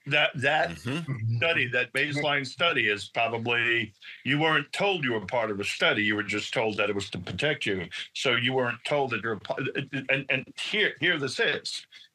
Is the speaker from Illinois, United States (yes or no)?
no; New York City, New York, United States; I'm from Brooklyn.